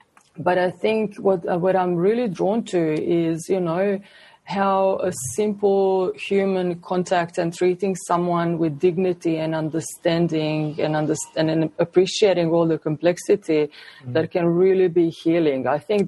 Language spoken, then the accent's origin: English; Croatia; moved away as an adult; now in Australia; my previous experience back in Croatia and working with youth, with young people, and also working and then doing some research with people that have experienced war in my home country. When I migrated to Australia